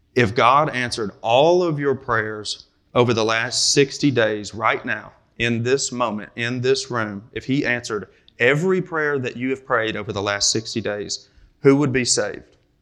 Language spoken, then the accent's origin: English; Kentucky, United States; I'm from Kentucky, so I say ramble